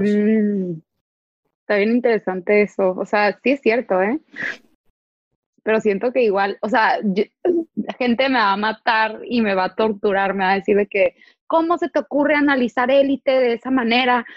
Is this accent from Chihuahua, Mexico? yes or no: no; Tijuana, Baja California, Mexico; Yo, yo soy del norte, o sea, yo soy de Tijuana